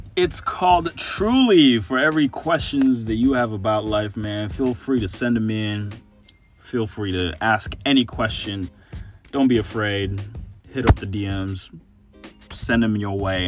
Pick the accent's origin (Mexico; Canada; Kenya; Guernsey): Kenya; Nairobi; also born or lived in Dallas, Texas / San Marcos, Texas; now in Texas, United States; born and raised in Nairobi, Kenya, but my family lives in Dallas, Texas, and I currently go to school at Texas State University